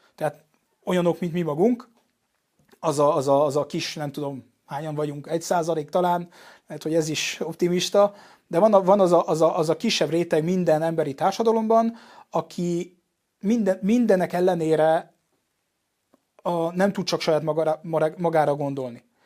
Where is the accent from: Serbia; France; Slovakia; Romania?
France; Paris, Île-de-France; Hungarian is a second language; moved away as an adult; now in Budapest, Hungary; édesanyám magyar, apám francia, és én tulajdonképpen kint nőttem föl Párizsban